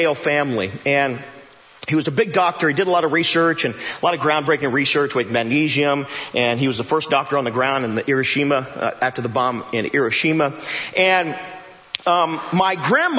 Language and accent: English; Joplin, Missouri, United States; I do radio in town, and I'm from Joplin